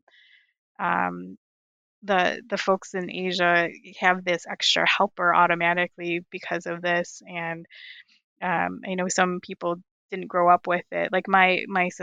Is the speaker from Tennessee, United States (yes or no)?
no; Michigan, United States; I grew up in Michigan, in the suburbs of Michigan